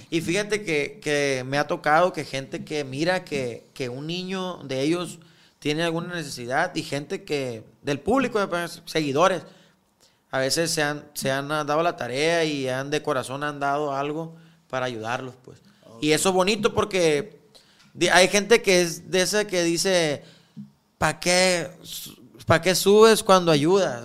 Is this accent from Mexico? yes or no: yes; Guamúchil, Sinaloa, Mexico; now in Culiacán, Mexico; Somos de Guamuchil todos, ¿ah? Pero pues yo ya tengo años viviendo aquí